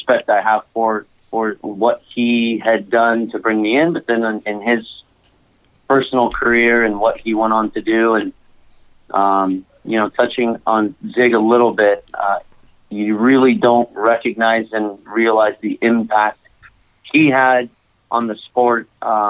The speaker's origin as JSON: {"language": "English", "town": "Saratoga", "region": "California", "country": "United States", "tie": "born or raised there", "said": "originally from Northern California, Saratoga. More specific, just outside San Jose. Born and raised, grew up in this area"}